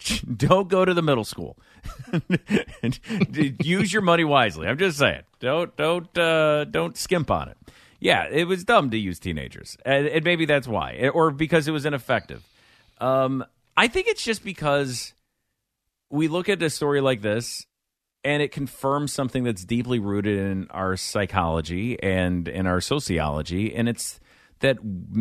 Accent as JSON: {"language": "English", "region": "Midwest", "country": "United States", "tie": "born or raised there", "said": "But I'm telling you, I grew up in the Midwest. We would have a week every February where things were nice."}